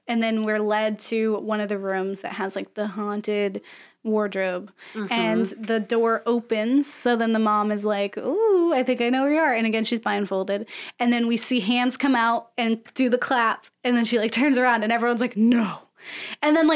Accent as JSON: {"language": "English", "region": "Florida", "country": "United States", "said": "we would have a hurricane because I'm from Florida"}